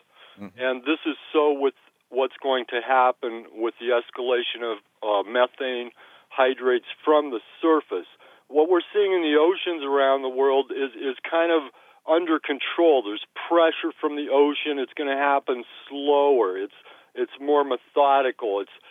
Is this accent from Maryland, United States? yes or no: no; Alaska, United States; I'm from Alaska.